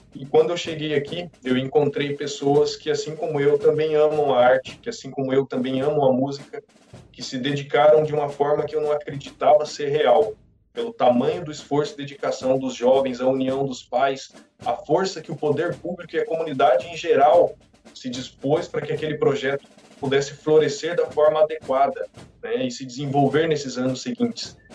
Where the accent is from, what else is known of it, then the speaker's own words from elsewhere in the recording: Ivaiporã, Paraná, Brazil; moved away as an adult; now in Cândido de Abreu, Brazil; sou natural da cidade de Ivaiporã, próxima aqui ao nosso querido município de Cândido de Abreu